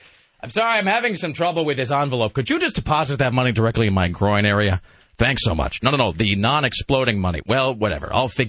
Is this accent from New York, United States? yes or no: no; Kennewick, Washington, United States; now in Milwaukie, United States; my hometown of Kennewick, Washington